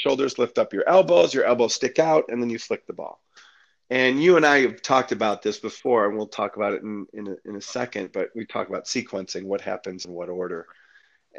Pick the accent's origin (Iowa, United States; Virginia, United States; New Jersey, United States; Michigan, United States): Michigan, United States; Detroit; growing up in Detroit